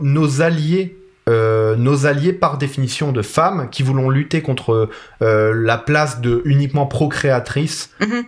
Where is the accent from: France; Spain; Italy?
Italy; moi, je suis italien